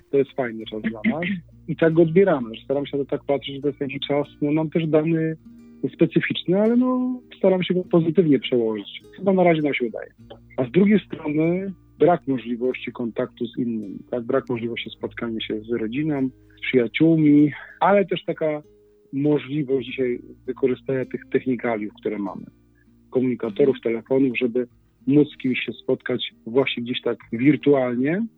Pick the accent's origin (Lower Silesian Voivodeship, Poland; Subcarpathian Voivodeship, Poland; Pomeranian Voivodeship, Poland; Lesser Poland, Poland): Lesser Poland, Poland; Wadowice; moved away as an adult; also born or lived in Kraków; z pielgrzymką całej rodzimej parafii wadowickiej